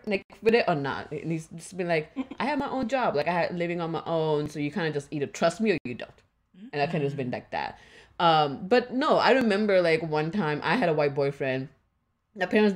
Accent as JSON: {"language": "English", "country": "India", "moved": "yes", "lives_now": "United States", "said": "I'm Indian."}